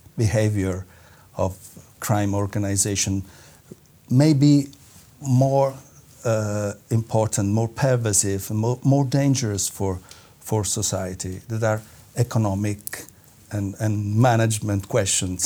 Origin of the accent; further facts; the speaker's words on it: Naples, Campania, Italy; I'm from Napoli, as you told. Uh, I'm from uh, the south of Italy